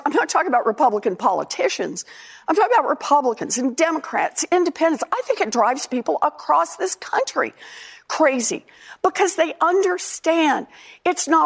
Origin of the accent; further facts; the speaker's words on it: Oklahoma, United States; moved away; I was born and raised in Oklahoma